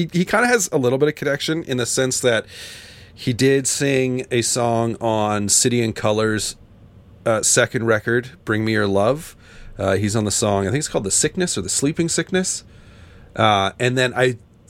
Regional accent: Canada; growing up in Canada

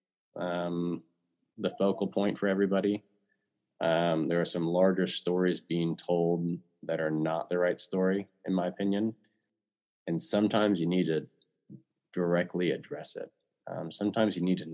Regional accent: Kansas City, United States; my childhood and growing up in Kansas City

